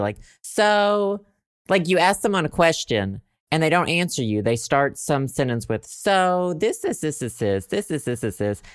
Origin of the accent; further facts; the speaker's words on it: Southern United States, United States; accent: Southern; I, like, wanna lose my Southern accent